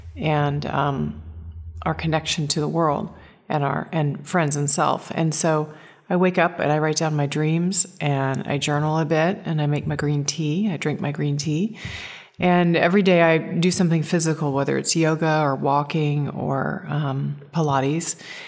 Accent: Seaside, Oregon, United States; Well, I was born in the Northwest, Seaside, Oregon.

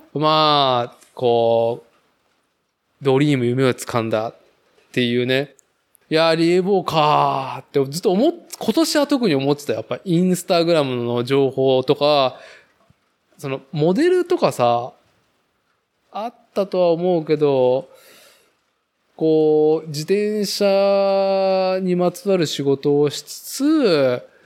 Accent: Nagoya, Aichi, Japan; now in Chita Peninsula, Japan; 僕自身はやっぱ名古屋生まれ、名古屋育ち

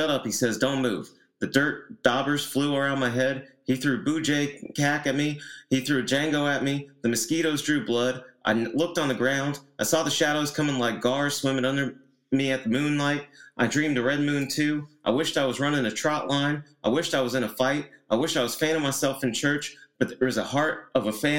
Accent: Tennessee, United States; I am from Tennessee

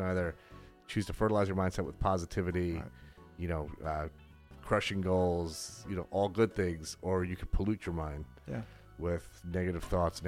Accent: New York City, New York, United States; I'm a kid from the Bronx.

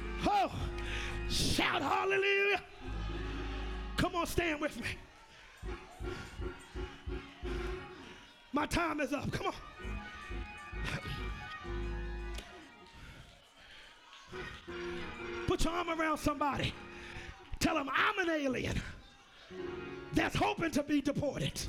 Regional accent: United States; I'm an American

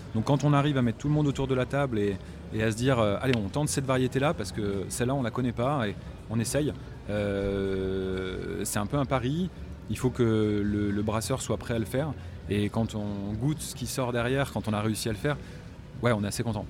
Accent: Normandy, France; j'ai grandi en Normandie

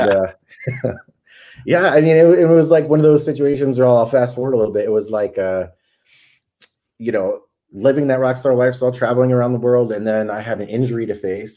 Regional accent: Connecticut, United States; moved away as an adult; now in Southern California, United States; I'm from Connecticut originally, grew up there

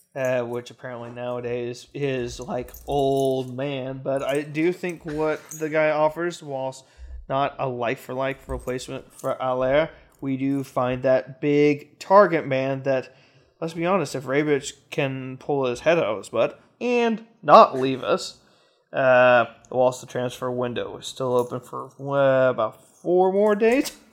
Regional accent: Kansas City, United States; Kansas City. My hometown

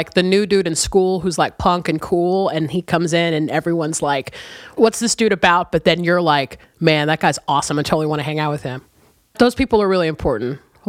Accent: San Diego, California, United States; born there; also born or lived in Chicago; Weird thing, though. I only lived there for like 6 months. I immediately was taken from San Diego and like we all moved to Chicago.

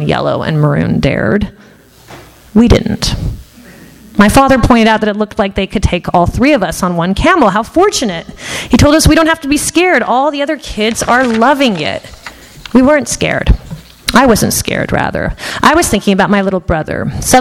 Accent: Los Angeles, California, United States; born or raised there; English is a second language; also born or lived in Tehran, Iran

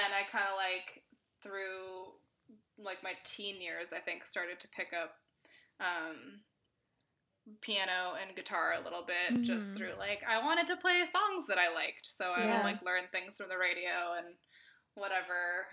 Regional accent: Berkeley, California, United States; I grew up in Berkeley, California

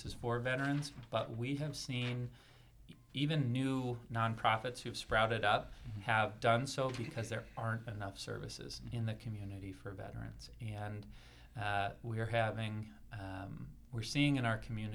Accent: San Jose, California, United States; also born or lived in San Francisco, California / Spokane, Washington; I am originally from San Jose, California. Born in San Francisco, and really liked it there. Went to a great Jesuit high school

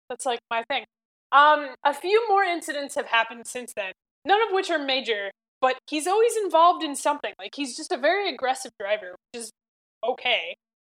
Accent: United States; as an American

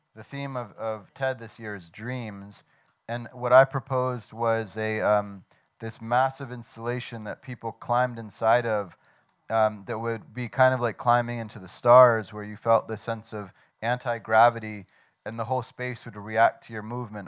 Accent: Washington, District of Columbia, United States; moved away as an adult; also born or lived in New York; now in Lyon, France; I grew up in Washington, D.C., and lived uh, in New York for most of my life

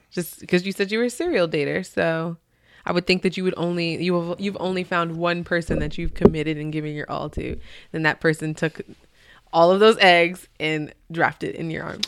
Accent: Albany, United States; I'm from Albany. Born and raised

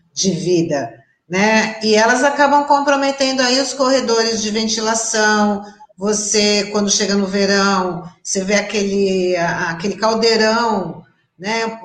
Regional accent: Santos, São Paulo, Brazil; vou me manifestar também, porque eu também fui criada no Marapé, dá licença, né?

